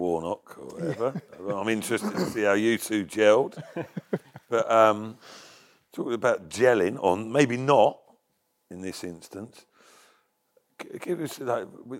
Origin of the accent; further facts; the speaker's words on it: London, United Kingdom; even though I came from London.